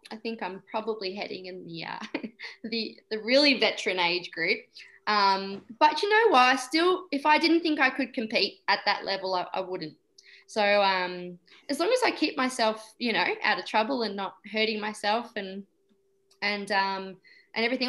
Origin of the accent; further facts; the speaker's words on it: Somerville, Victoria, Australia; I live in Somerville in Victoria, and she goes to the same school I went to in high school